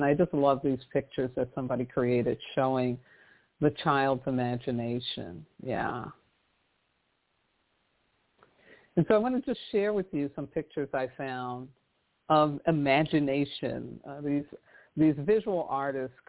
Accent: New York City, New York, United States; I did a lot of public transportation growing up in New York City

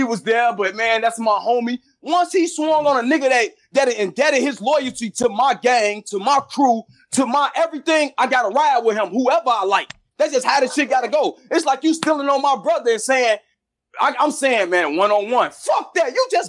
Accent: Chicago, Illinois, United States; Tony, bro, I'm from Chicago.

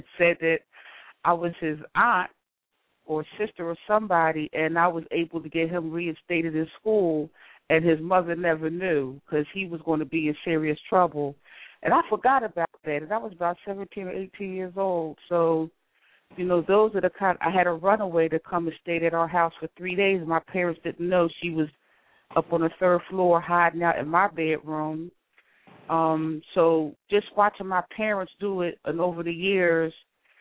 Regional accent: Philadelphia, Pennsylvania, United States; I grew up in Philadelphia

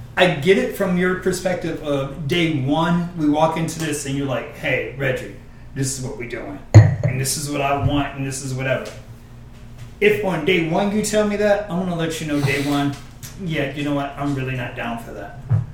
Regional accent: Detroit, Michigan, United States; I'm the oldest of five, I grew up in Detroit, well, whatever.

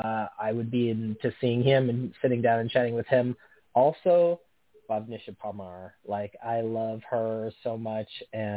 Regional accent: United States; as an American

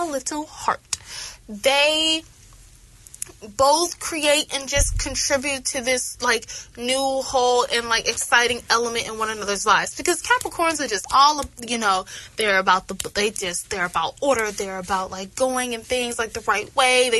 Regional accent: Atlanta, Georgia, United States; I'm from Atlanta

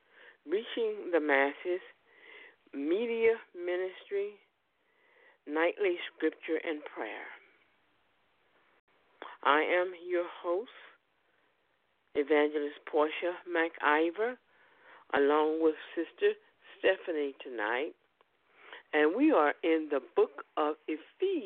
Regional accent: United States; we're from America

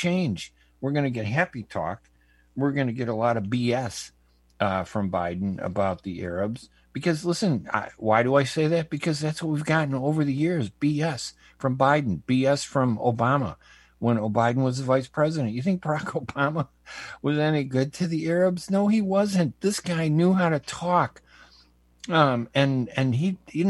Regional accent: United States; as an Arab American

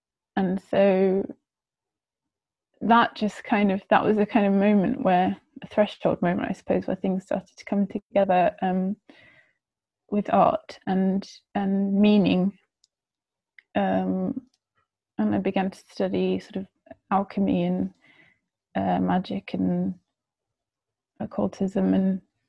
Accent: South West England, United Kingdom; also born or lived in France / Netherlands; But I grew up in England, in Gloucestershire, actually. And I moved around quite a bit around England when I was younger.

